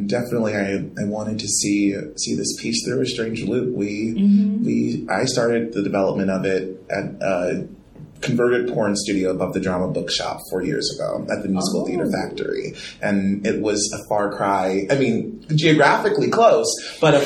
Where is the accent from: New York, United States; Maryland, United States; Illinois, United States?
Maryland, United States; Baltimore; I'm coming from Baltimore